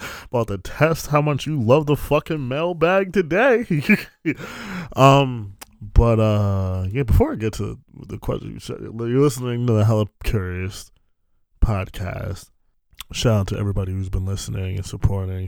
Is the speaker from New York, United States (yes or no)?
yes; New York City, New York, United States; I'm from New York